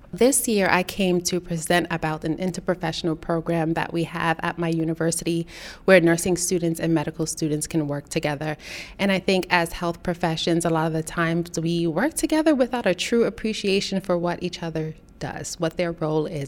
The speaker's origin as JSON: {"language": "English", "town": "New York City", "region": "New York", "country": "United States", "tie": "born or raised there", "said": "I grew up in Brooklyn, New York, where there aren't a lot of resources."}